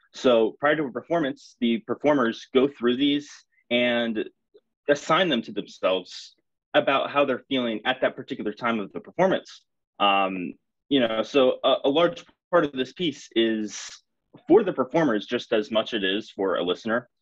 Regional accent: St. Petersburg, Florida, United States; moved away as an adult; now in Pennsylvania, United States; I grew up in St. Petersburg, um, I did my undergraduate degree with Tucker at the University of South Florida, um, where then I went to PSU

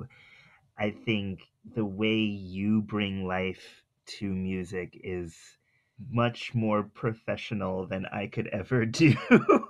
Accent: Providence, Rhode Island, United States; I grew up in Providence, Rhode Island

